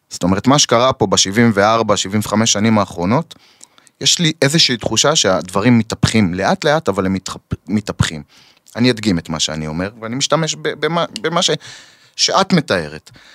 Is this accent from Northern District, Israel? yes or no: yes; Kiryat Shmona, Northern District, Israel; אני נולדתי וגדלתי שם, mhm. וממשיך לגדל שם את הילדים שלי